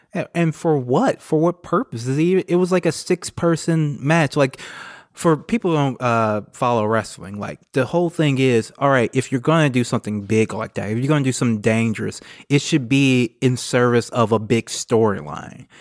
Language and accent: English; United States; as American progressives